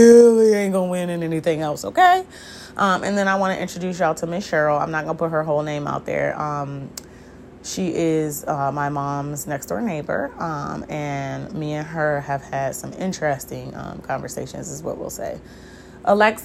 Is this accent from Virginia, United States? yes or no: yes; Hampton Roads, Virginia, United States; I'm originally from the Southampton Roads area in Virginia, which are the seven cities.